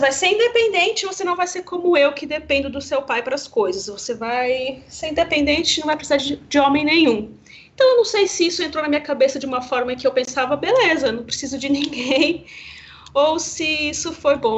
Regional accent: Campo Grande, Mato Grosso do Sul, Brazil; lá em Campo Grande, Mato Grosso do Sul, que é minha cidade natal

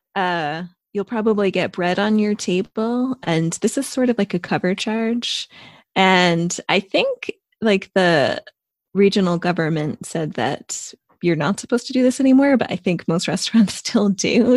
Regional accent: United States; moved away as an adult; also born or lived in Italy; now in United Kingdom; I'm an American expat who is based in the U K

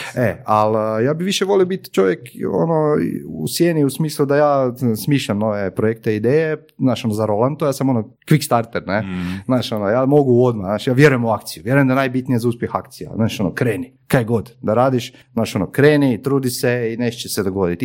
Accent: Croatia; kod nas u Hrvatskoj

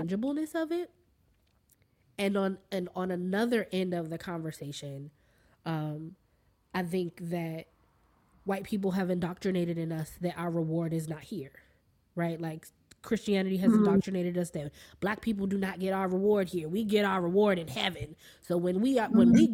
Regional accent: Washington, District of Columbia, United States; I'm from D.C. proper. Proper. I was born and mm-hmm. raised here. Born in Washington Hospital Center

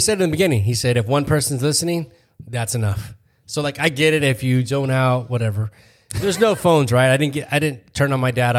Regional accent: Phoenix, Arizona, United States; We're from Phoenix, Arizona

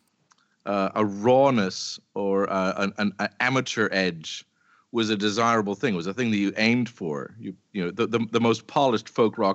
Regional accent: Canada; You know, I grew up in Canada in the 70s

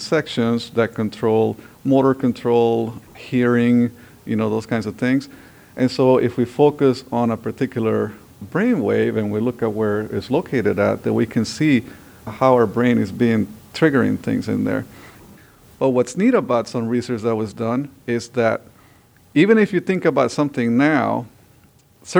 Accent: Honduras; also born or lived in Southern California; now in United States; I came from Honduras with the dream of learning about robotics and building robots

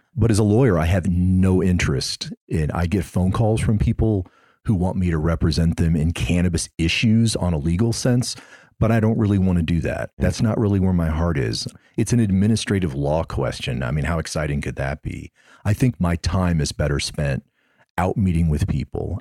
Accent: Missouri, United States; now in Florida, United States; I'm originally from Missouri

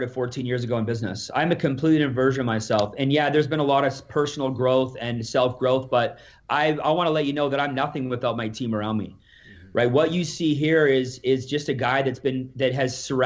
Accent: Alberta, Canada; I'm from Alberta here.

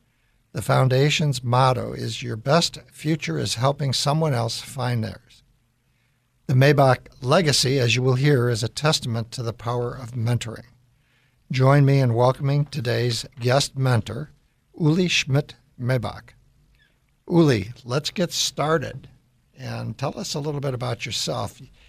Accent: Chicago, Illinois, United States; moved away; And then where I grew up is in Chicago.

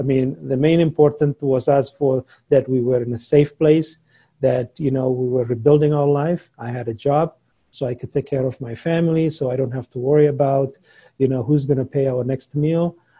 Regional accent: Somalia; English is a second language; moved away as an adult; also born or lived in Logan, Utah; now in United States

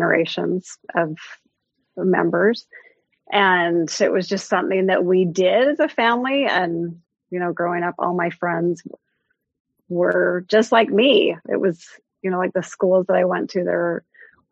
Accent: Salt Lake City, Utah, United States; moved away as an adult; also born or lived in Indiana; now in Western Massachusetts, United States; I grew up in Salt Lake City

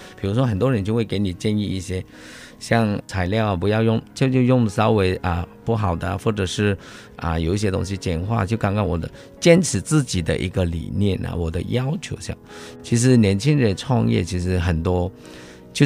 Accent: Taiwan; 香港的师傅他就是一个我们台湾这边讲是龟毛要求。

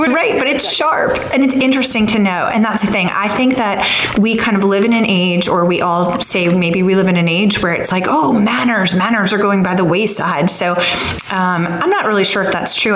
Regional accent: Long Island, New York, United States; also born or lived in Washington, District of Columbia, United States / East Coast; now in Alabama, United States; I grew up in Long Island, New York, but we've lived, my husband and I have lived all over the East Coast

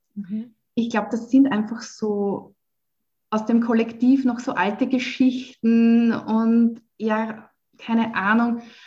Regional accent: Waidhofen an der Ybbs, Lower Austria, Austria; moved away as an adult; also born or lived in Vienna; Ich bin ja in Niederösterreich aufgewachsen. Ähm, in Weidhofen an der Ips

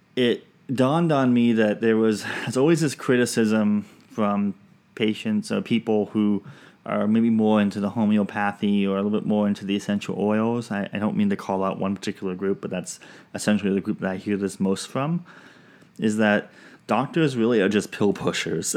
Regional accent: Pacific Northwest, United States; also born or lived in Washington; now in Georgia, United States; I'm from the Pacific, Pacific Northwest.

